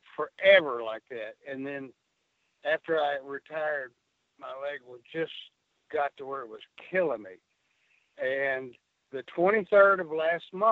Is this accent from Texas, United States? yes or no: yes; Amarillo, Texas, United States; I'm from Amarillo